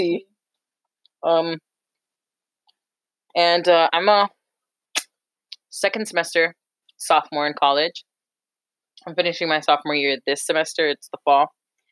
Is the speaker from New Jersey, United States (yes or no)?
yes; New Jersey, United States; we're Jersey girls. We were born, grew up, raised in Jersey.